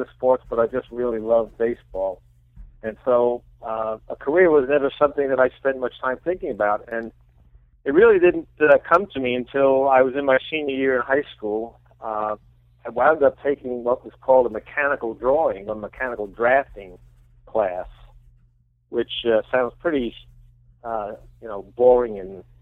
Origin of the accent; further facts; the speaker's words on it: New York City, New York, United States; I grew up in the Bronx, by the way, in New York